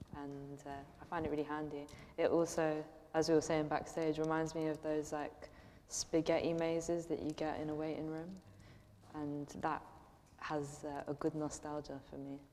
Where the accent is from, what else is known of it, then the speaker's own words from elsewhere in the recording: London, United Kingdom; being a Londoner and being a Londoner who's viewed as dodgy